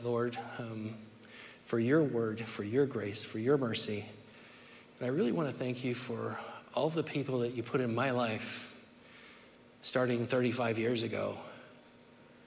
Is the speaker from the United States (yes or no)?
yes; Merced, California, United States; also born or lived in Sacramento, California / Fresno, California; I was born in Merced, California in 1964, the youngest of five children